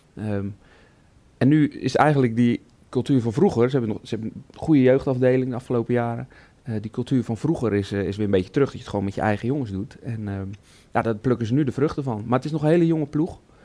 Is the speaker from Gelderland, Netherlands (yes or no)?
no; Goes, Zeeland, Netherlands; bij ons in de regio, ik kom uit Goes